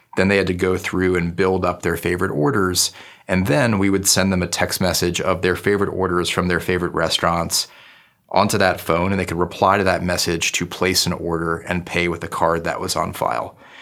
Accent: Newton, Massachusetts, United States; moved away as an adult; also born or lived in New Haven, Connecticut / New York City; my hometown of Newton, Massachusetts

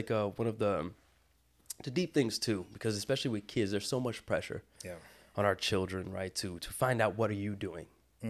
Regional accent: Brazil; They do know I'm from Brazil. I say it all the time.

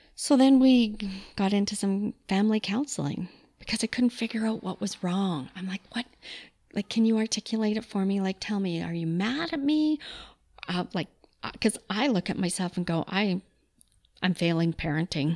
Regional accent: Calgary, Alberta, Canada; also born or lived in Manitoba; I was born in Manitoba, but grew up in Calgary. We came here when I was, I think, just a year old. Love Calgary. It's the only place I've ever lived.

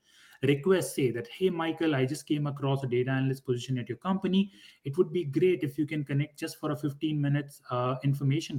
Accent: India; moved away as an adult; also born or lived in Durham, North Carolina, United States; I was born and raised back in India

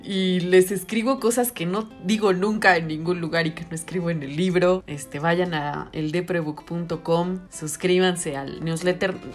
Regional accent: Mexico; somos mexicanos

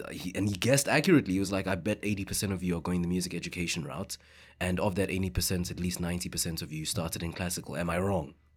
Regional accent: Johannesburg, Gauteng, South Africa; English is a second language; moved away as an adult; now in Victoria, Canada; growing up in South Africa like with that history we grew up having uncomfortable conversations.

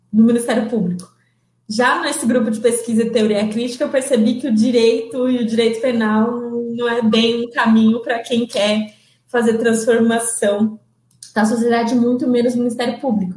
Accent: São Paulo, Brazil; Nasci dia 13 de novembro de 1993 em São Paulo. É, eu sou da Zona Leste de São Paulo

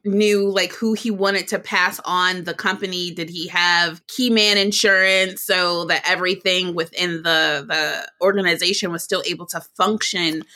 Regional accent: Detroit, Michigan, United States; Detroit, Michigan, which is my hometown

